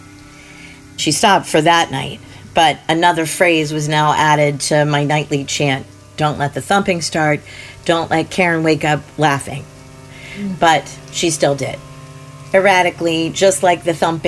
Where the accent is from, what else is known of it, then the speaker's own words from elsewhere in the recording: Pittsburgh, Pennsylvania, United States; I'm from Pittsburgh originally, smack in the middle of five kids